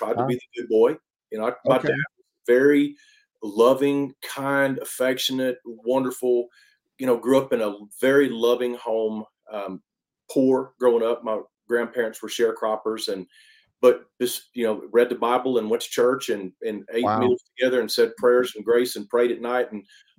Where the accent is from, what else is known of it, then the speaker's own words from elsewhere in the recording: Lufkin, Texas, United States; accent: East Texas; moved away; I was born and raised in Lufkin in East Texas. So that's, you know, that's where the accent comes from.